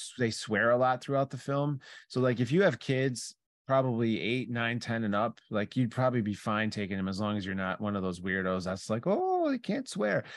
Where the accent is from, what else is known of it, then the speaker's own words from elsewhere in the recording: Chicago, Illinois, United States; we're from Chicago